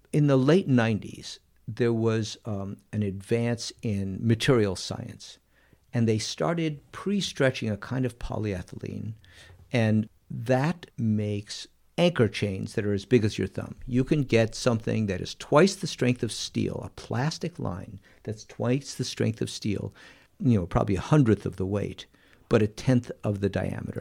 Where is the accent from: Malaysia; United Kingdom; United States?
United States; Missouri; we're from Missouri